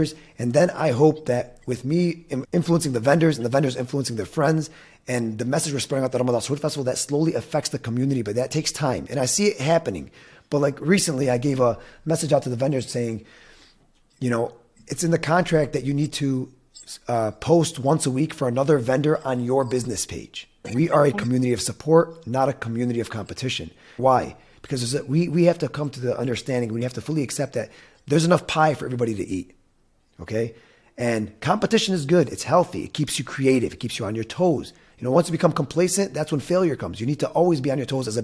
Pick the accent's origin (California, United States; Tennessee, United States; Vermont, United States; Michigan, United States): Michigan, United States; Dearborn; Born and raised in Dearborn